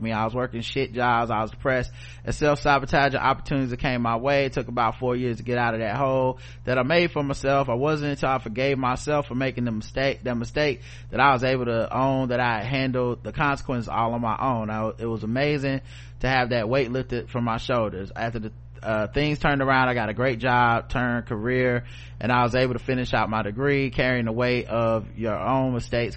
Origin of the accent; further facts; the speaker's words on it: the South, United States; I'm from the South